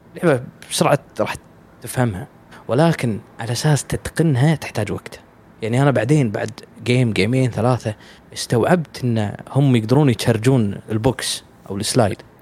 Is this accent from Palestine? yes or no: no; Kuwait; في الديوانيه عندنا بالكويت